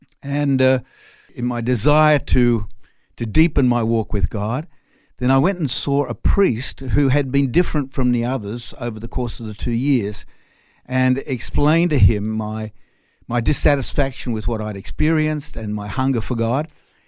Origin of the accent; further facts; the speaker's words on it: Sydney, New South Wales, Australia; first language French; English is a second language; moved away as an adult; also born or lived in France / Reunion Island; Well, I'm actually Australian, but French as well. I was born in Australia, but to French parents. So I spoke French at home before I ever learned English at school.